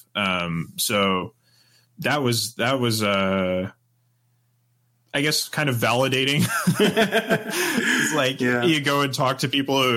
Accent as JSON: {"language": "English", "country": "Canada", "said": "for me as a Canadian coming"}